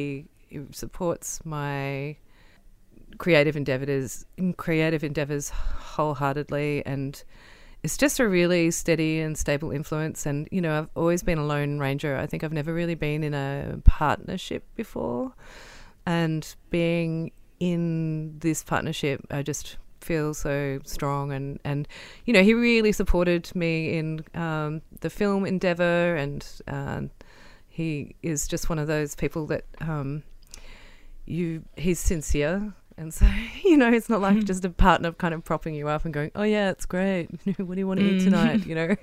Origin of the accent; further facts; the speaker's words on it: Wiradjuri country, New South Wales, Australia; I was born on Wiradjuri country. My mum and dad were come from grazier families that met at uni at the University of New England. And yeah, I'm the oldest of four